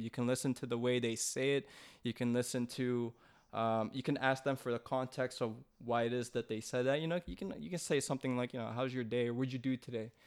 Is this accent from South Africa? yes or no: no; Philippines; I'm Filipino.